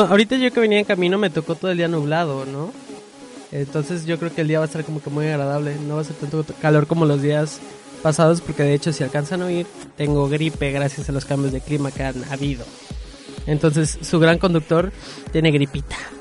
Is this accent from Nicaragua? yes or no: no; Mexico; por comer en la calle como buen mexicano